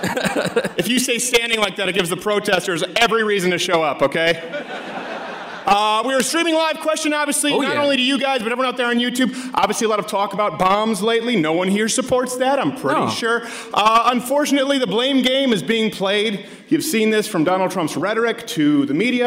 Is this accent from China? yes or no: no; Canada; now in United States; my home country of Canada, where I was raised.